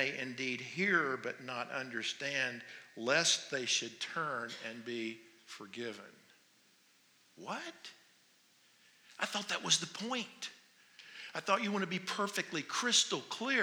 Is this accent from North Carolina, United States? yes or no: yes; North Carolina, United States; moved away as an adult; now in Phoenix, United States; I'm from North Carolina